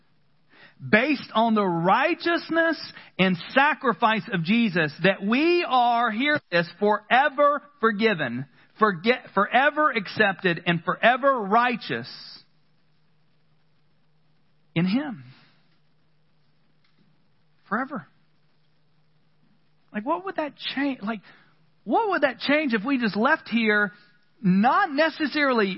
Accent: the South, United States; I grew up in the South, and I have a very, very typical Southern view of the angry God.

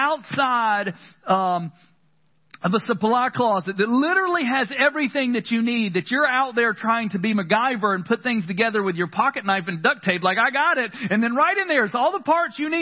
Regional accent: the South, United States; I grew up in the South, and I have a very, very typical Southern view of the angry God.

